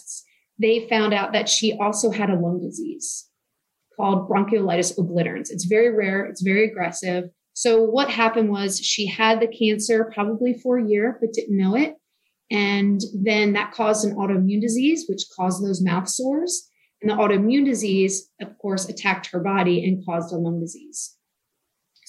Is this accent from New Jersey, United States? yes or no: no; Newtown Square, Pennsylvania, United States; now in Texas, United States; I grew up outside of Philadelphia, like I said, kind of near Villanova University in Newtown Square, Pennsylvania.